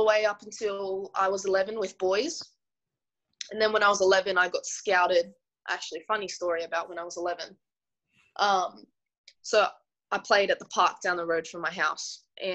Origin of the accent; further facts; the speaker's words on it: Sydney, New South Wales, Australia; I'm just a normal person that was born and raised in Western Sydney